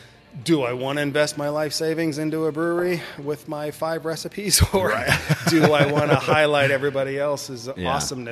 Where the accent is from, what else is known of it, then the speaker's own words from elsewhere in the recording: Pacific Northwest, United States; now in Arizona, United States; growing up in the Northwest, you wake up to gray skies, it's constant drizzle.